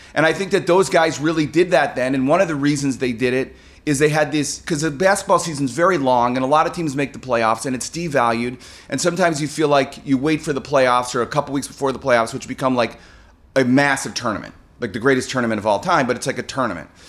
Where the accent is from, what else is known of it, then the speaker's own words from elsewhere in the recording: Chicago, Illinois, United States; moved away; I grew up in Chicago